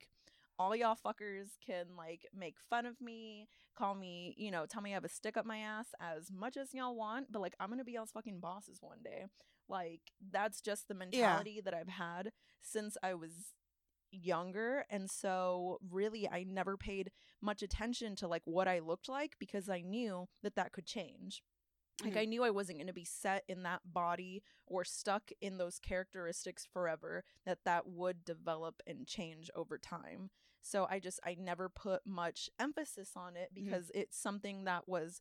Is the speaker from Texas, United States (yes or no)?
yes; Austin, Texas, United States; I'm an aspiring world leader from Austin, Texas